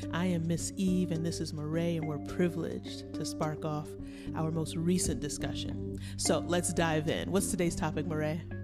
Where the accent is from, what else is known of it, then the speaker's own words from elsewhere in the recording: New York City, New York, United States; we grew up in New York City